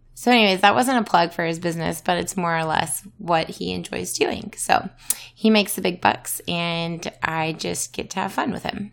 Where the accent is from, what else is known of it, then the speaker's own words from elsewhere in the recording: Louisiana, United States; moved away; I'm from Louisiana originally.